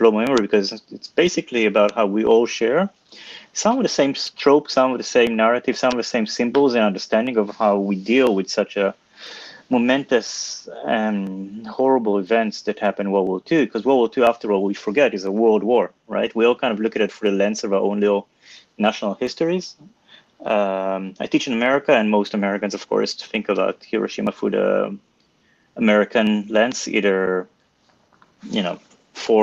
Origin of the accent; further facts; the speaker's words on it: Israel; I'm from Israel